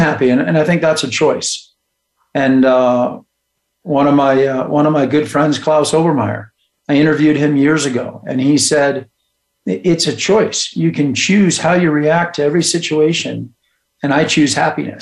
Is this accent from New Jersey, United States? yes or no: no; Bend, Oregon, United States; now in Colorado, United States; I was born here in Colorado, but grew up in Bend, Oregon.